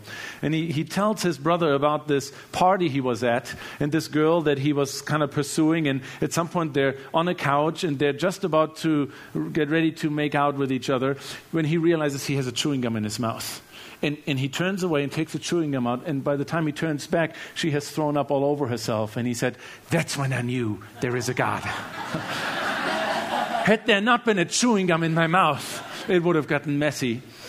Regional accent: Germany; Obviously, you know, I grew up in Germany, and both of my parents were very devoted Christians, very devoted followers of Jesus.

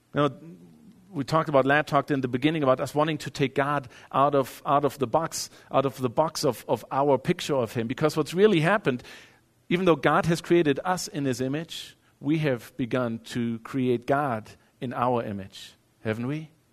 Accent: Germany; moved away as an adult; now in United States; growing up in Europe

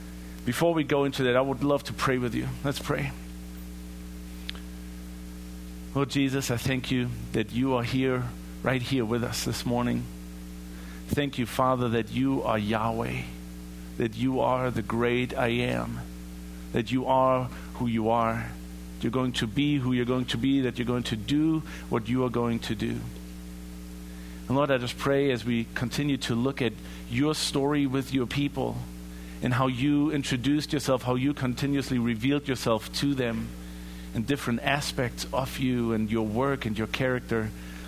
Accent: Germany; In my home country in Germany, we all have seen the images of people being enslaved for their ethnicity, being placed in concentration camps.

